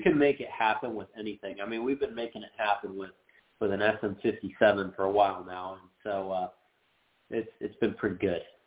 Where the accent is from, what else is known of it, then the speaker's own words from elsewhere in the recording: Phoenix, Arizona, United States; we're from Phoenix